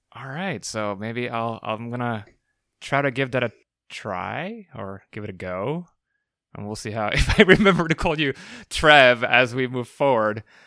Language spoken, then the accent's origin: English; Puerto Rico; I am from Puerto Rico, so you know, I'm uh, I'm Hispanic as well